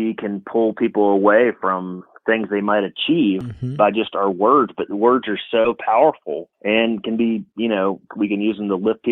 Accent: Atlanta, Georgia, United States; moved away as an adult; now in New Mexico, United States; I grew up in Georgia. I actually grew up in Atlanta, Georgia.

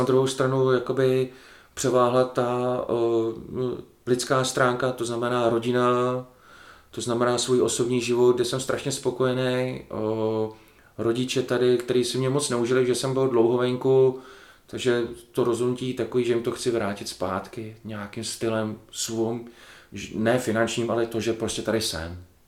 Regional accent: Czechia; moved away as an adult; also born or lived in Belgium; zůstal jsem tady v Čechách

